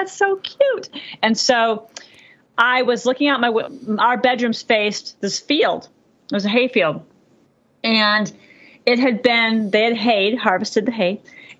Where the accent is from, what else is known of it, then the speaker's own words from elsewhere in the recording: Boston, Massachusetts, United States; I'm actually I consider myself from Boston. So that's a whole nother conversation. Oh, wow. I mean, I grew up in Boston.